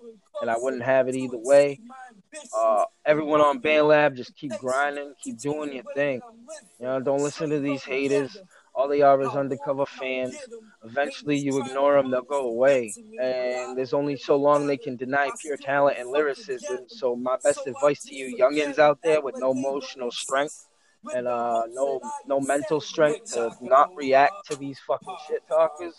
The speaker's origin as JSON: {"language": "English", "region": "Massachusetts", "country": "United States", "said": "I'm from Massachusetts"}